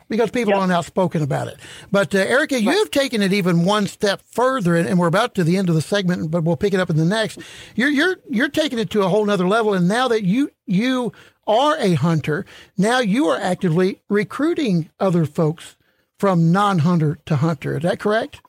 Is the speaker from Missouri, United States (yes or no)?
yes; St. Louis, Missouri, United States; me growing up in St. Louis around the Gateway Arch